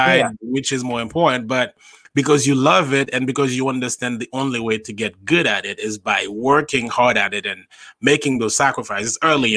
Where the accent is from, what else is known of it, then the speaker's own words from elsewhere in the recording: Haiti; now in New York, United States; I grew up in Haiti, born and raised in Haiti. I moved here in 2008.